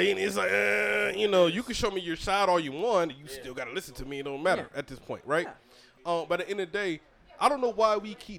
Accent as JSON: {"language": "English", "region": "Southeast Georgia", "country": "United States", "said": "I'm not from New York. I'm from Georgia."}